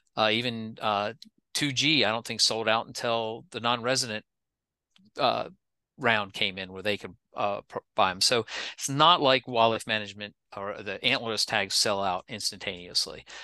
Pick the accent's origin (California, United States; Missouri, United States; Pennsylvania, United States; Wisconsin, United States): Pennsylvania, United States; moved away; also born or lived in South Carolina; I've lived in a number of different states other than Pennsylvania, even though I'm from Pennsylvania